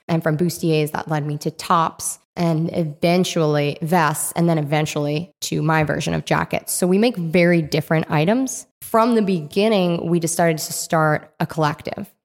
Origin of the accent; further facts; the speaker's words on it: Rhode Island, United States; moved away; I grew up in Rhode Island.